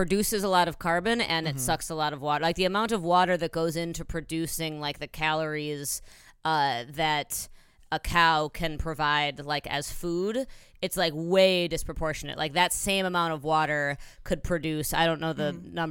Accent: Midwest, United States; I grew up eating as a Midwesterner

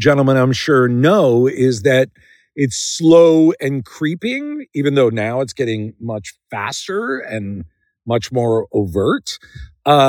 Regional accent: Philadelphia, Pennsylvania, United States; I was plucked from the Schuylkill River outside Philadelphia, where I'm from

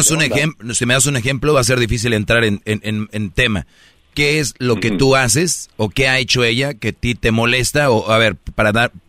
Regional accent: Mexico; yo soy de México.

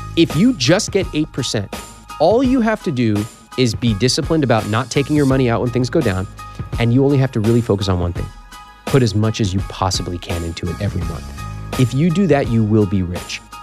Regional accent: Sacramento, California, United States; the Sacramento Bee at my hometown paper

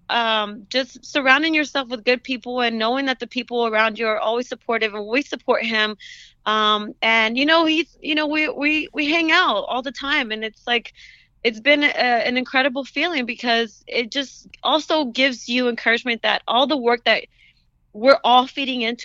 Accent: United States; yes, I am a Latina, but I'm also an American

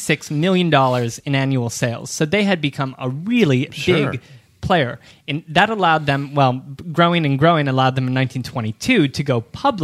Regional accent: Ohio, United States; now in New York City, United States; I grew up in Ohio with a May Company at the local mall

